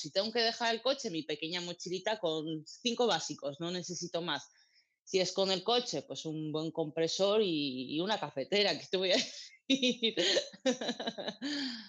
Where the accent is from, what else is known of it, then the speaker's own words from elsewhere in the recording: Armenia; also born or lived in Georgia; now in Spain; para mi tierra, Armenia y Georgia